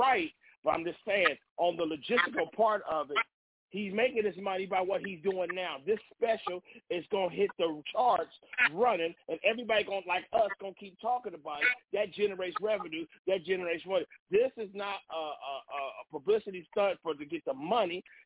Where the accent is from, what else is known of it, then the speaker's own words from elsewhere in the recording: Oakland, California, United States; I'm a black dude from Oakland, California.